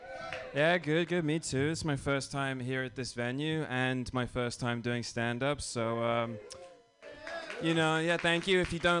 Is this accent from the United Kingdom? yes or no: yes; England, United Kingdom; now in United States; But no, I'm from England. You know, it's fun being British in America.